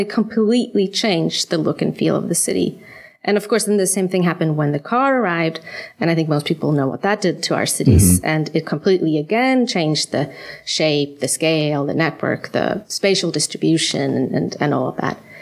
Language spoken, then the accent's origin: English; Sweden; moved away as an adult; also born or lived in United States / New York; now in Copenhagen, Denmark; I'm from Sweden, uh, where I was trained as an architect.